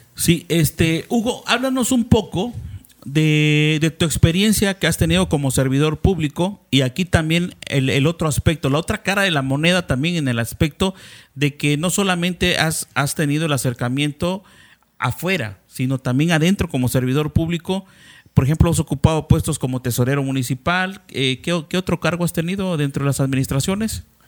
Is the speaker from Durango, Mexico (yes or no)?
no; Cintalapa, Chiapas, Mexico; nosotros somos de Cintalapa